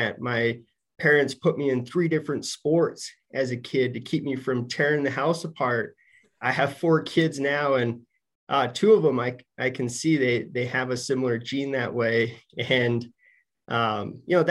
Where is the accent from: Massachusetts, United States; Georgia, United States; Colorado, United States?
Colorado, United States; Denver; moved away as an adult; also born or lived in Michigan; I'm from Denver.